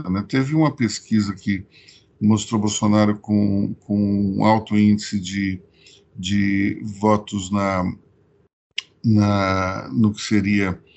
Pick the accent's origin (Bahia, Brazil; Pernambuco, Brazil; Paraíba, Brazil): Pernambuco, Brazil; eu, na qualidade de pernambucano, sem nenhum sotaque, eu testemunho isso toda hora, porque o meu sotaque torna as coisas diferentes. Como eu não tenho nenhum sotaque pernambucano, as pessoas acham que eu sou de São Paulo